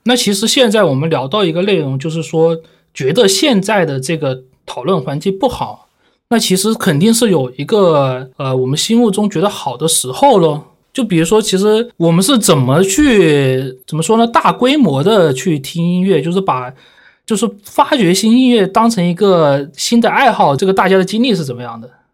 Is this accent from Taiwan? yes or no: no; Guangzhou, Guangdong, China; 我小时候就住在那个武山啊，就是啊。华工啊、华农的那边嘛